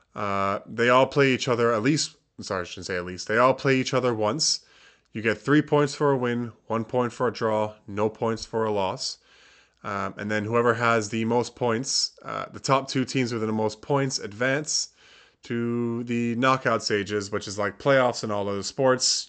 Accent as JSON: {"language": "English", "country": "Canada", "said": "being Canadian"}